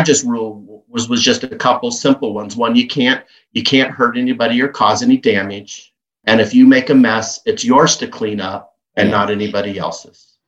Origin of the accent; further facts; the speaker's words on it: Kansas, United States; growing up in Kansas